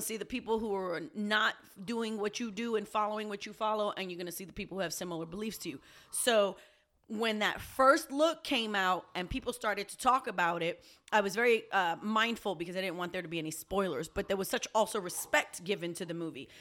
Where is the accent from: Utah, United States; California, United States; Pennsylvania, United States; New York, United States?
New York, United States; New York City; also born or lived in Puerto Rico; I'm a New Yorker. I'm a Puerto Rican